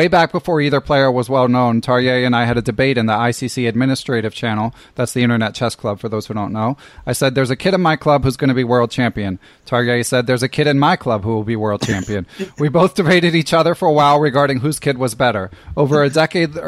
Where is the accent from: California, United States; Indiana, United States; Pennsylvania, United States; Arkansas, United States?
Pennsylvania, United States; Philadelphia; I was from Philadelphia, which is about 2 hours away from New York